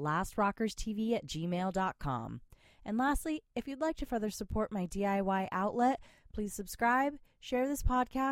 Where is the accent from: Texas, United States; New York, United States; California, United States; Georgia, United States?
California, United States; Southern; boys from my hometown. We're all Californians here.